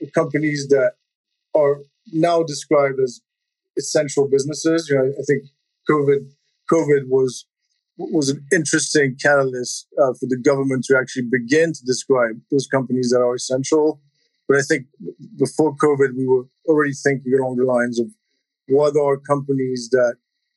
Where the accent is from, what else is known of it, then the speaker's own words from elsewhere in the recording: Switzerland; moved away as an adult; now in United States; I grew up in Switzerland, came to the U.S. for college